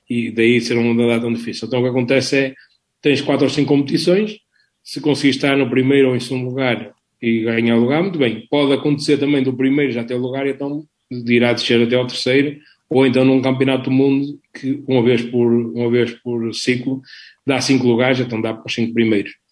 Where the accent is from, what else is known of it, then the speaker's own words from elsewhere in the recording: Balazar, Porto District, Portugal; há aqui uma santa na minha terra, que se calhar conheces, que faz parte da tua